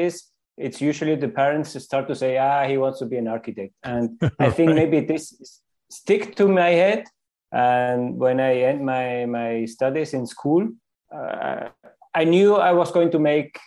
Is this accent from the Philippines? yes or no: no; Switzerland; also born or lived in Canary Islands; now in Chile; I was raised in Switzerland